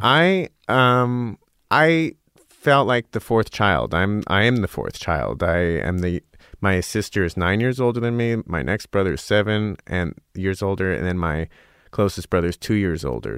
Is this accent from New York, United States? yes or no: no; Scottsdale, Arizona, United States; moved away as an adult; also born or lived in Oberlin, Ohio; I grew up in Arizona